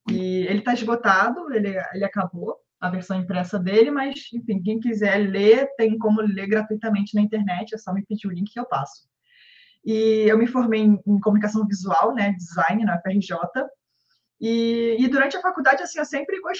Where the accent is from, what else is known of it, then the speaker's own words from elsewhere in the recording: Rio de Janeiro, Brazil; accent: carioca; now in São Paulo, Brazil; pelo meu sotaque, já vão desconfiar que eu sou carioca, então, mas exatamente eu moro em São Paulo.